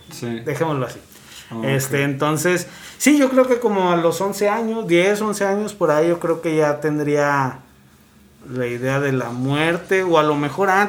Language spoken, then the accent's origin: Spanish; Monterrey, Nuevo León, Mexico; Para decir, hey, yo soy de Monterrey